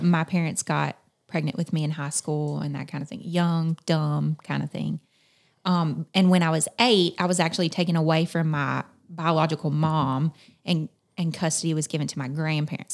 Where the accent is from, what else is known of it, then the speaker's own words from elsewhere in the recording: South Carolina, United States; moved away as an adult; now in Eastern Kentucky, United States; I'm from South Carolina. Mm-hmm. So I grew up in the foothills of the Appalachian Mountains